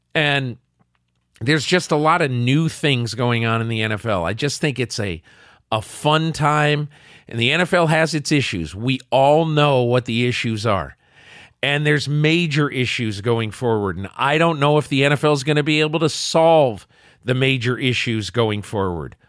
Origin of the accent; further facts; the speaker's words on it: the North, United States; also born or lived in Ohio; I'm from the North